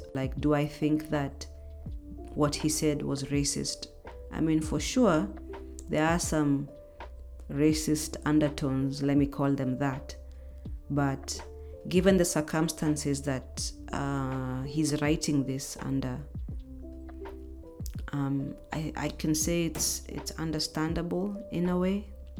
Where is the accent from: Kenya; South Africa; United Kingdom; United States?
Kenya; reading this as a Kenyan